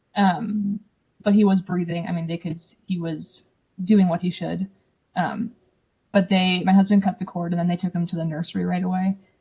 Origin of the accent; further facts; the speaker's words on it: Ohio, United States; I'm from Ohio. I don't think I said that before. A small town in Ohio, um, Amish country.